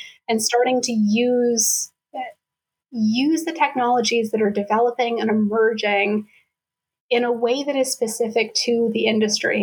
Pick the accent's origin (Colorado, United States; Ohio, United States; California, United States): Colorado, United States; now in East Coast, United States; Growing up in Colorado